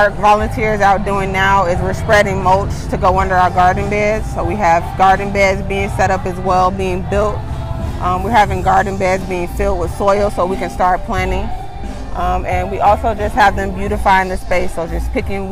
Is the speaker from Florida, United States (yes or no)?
no; Chicago, Illinois, United States; my hometown is, you know, being knowledgeable and becoming better, because, you know, we see Chicago in a bad light